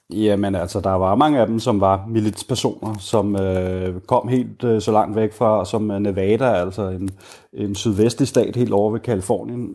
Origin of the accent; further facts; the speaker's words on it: Denmark; moved away as an adult; now in Richmond, United States; som dansker